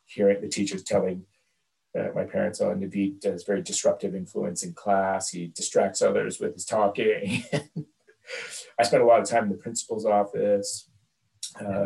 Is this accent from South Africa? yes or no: no; Canada; also born or lived in Dhaka, Bangladesh / Montreal; I grew up basically around Canada.